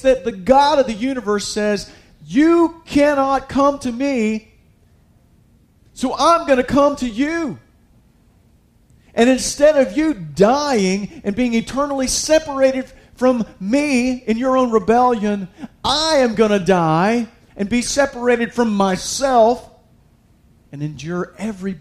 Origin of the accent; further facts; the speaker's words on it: United States; I was raised in America.